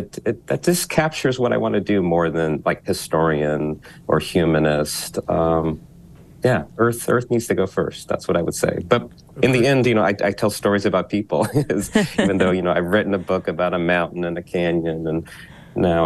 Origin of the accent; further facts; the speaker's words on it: Utah, United States; now in Philadelphia, United States; Utah, my home state